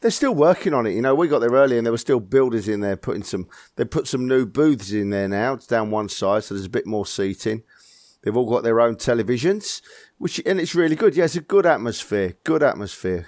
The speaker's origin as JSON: {"language": "English", "region": "London", "country": "United Kingdom", "tie": "born or raised there", "said": "born and bred in North London"}